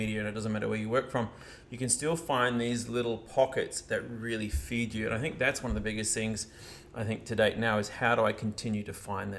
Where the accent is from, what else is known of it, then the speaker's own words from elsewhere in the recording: New Zealand; but I shared with him, no, I'm actually from New Zealand.